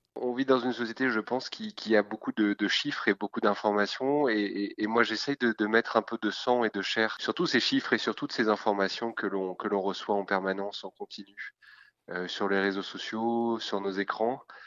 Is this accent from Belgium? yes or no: no; France; en tant que Français